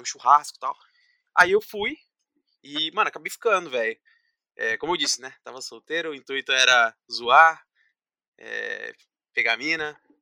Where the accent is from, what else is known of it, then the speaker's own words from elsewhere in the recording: Paulínia, São Paulo, Brazil; sou aqui da cidade de Paulínia, aqui do lado de Campinas